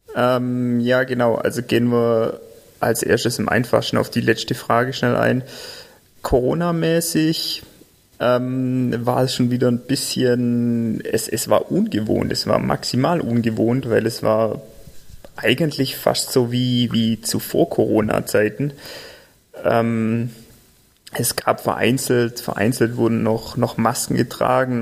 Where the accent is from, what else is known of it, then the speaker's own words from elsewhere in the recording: Albstadt, Baden-Württemberg, Germany; now in Tübingen, Germany; wir sind zwar in Albstadt aufgewachsen, unsere Eltern wohnen noch in Albstadt